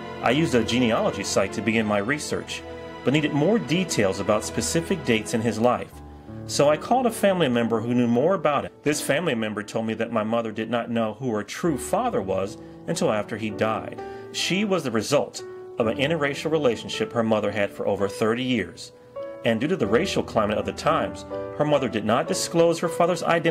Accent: Cleveland, Ohio, United States; I was born in Cleveland, Ohio in the 60s.

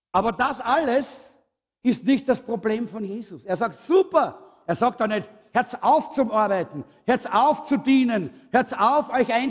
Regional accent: Austria; wir sind halt Österreicher und Österreich-Umgebung. Wir sind halt ein bisschen schwermütig und schwerfällig.

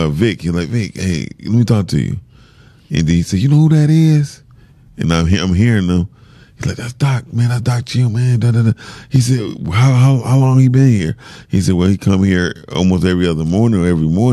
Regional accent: Detroit, Michigan, United States; a child growing up in Detroit

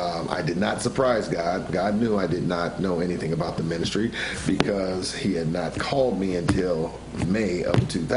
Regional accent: Santa Ana, California, United States; Born and raised in Santa Ana

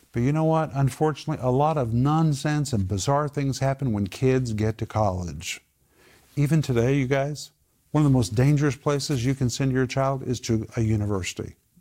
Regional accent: Sand Springs, Oklahoma, United States; I grew up in Sand Springs

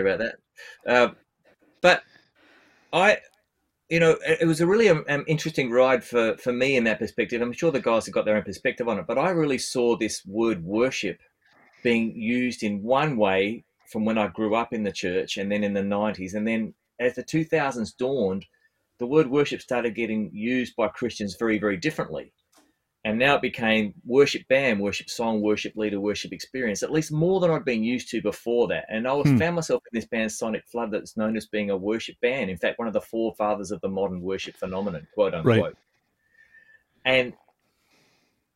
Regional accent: Australia; I'm an Australian bass player

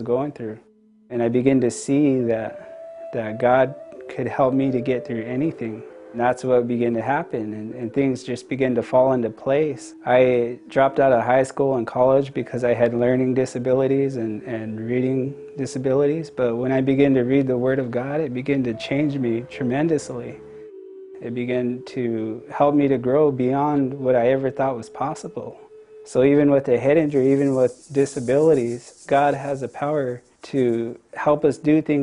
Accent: Yakama Nation Reservation, Washington, United States; I grew up on the Yakima Nation Reservation

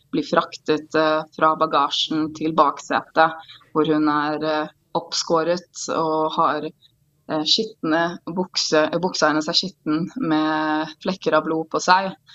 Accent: Oslo, Norway; now in Israel; Jeg er født og oppvokst i Oslo, på Sandalshaugen

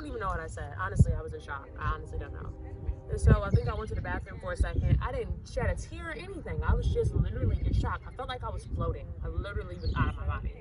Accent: Chicago, Illinois, United States; I'm from Chicago

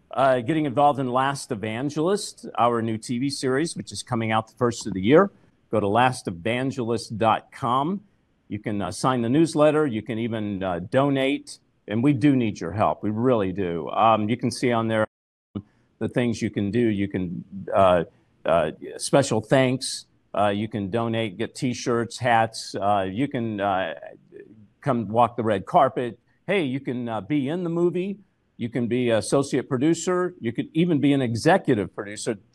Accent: California, United States; Uh, I'm from California you know what they're doing now is they're paying people.

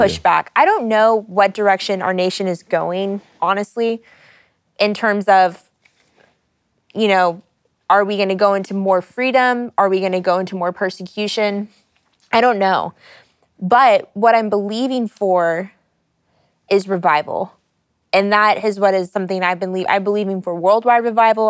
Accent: United States; I grew up in America

